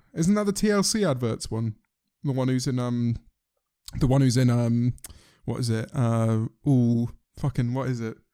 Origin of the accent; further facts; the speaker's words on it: United Kingdom; we are all British